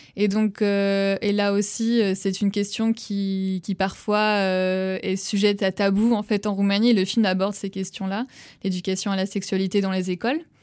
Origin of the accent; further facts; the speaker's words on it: Nantes, Pays de la Loire, France; moved away as an adult; now in Romania; je suis originaire euh, de Nantes